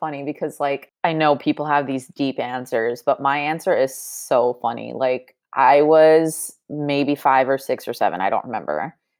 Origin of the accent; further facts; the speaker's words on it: Chicago, Illinois, United States; now in Los Angeles, United States; I was born and raised in the city, actually. I went to this school called Mather in high school.